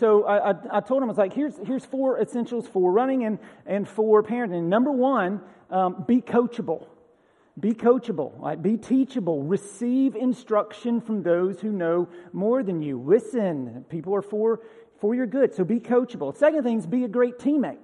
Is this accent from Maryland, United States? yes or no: no; Bartow County, Georgia, United States; now in Tennessee, United States; Tennessee's not my first home. I grew up in Bartow County, Georgia.